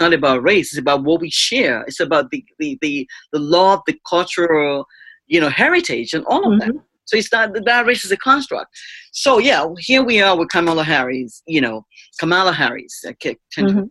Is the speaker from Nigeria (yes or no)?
yes; Nigeria; moved away; me being a Nigerian immigrant